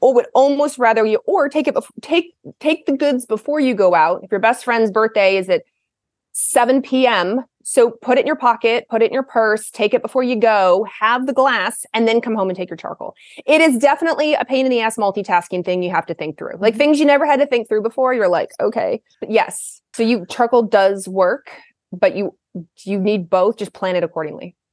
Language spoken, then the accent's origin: English; Kentucky, United States; moved away as an adult; now in Portland, United States; I grew up in the South. I grew up in Kentucky